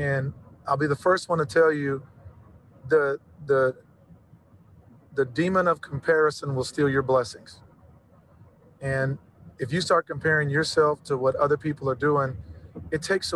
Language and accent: English; Central Texas, United States; growing up in Central Texas